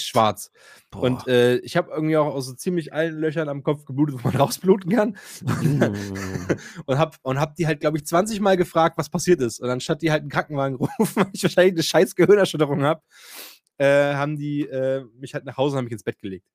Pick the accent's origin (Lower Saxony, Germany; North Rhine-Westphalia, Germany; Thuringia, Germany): Thuringia, Germany; Themar; ich komme ja aus Thema